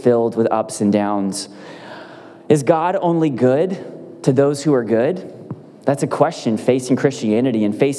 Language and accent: English; United States; I'm from America